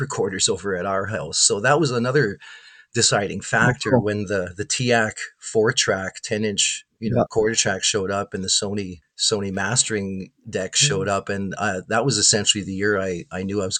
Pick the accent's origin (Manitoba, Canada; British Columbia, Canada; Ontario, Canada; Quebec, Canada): Manitoba, Canada; Winnipeg; growing up in Winnipeg, you know, from 1983 on